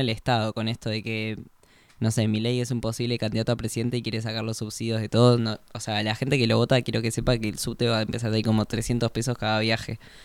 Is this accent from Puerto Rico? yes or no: no; Argentina; unirnos como argentinos